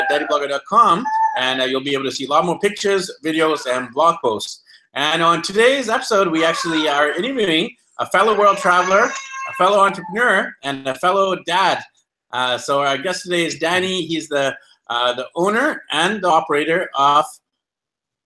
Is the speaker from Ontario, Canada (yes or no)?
no; Vancouver, British Columbia, Canada; now in Honduras; I'm from Vancouver, BC, Canada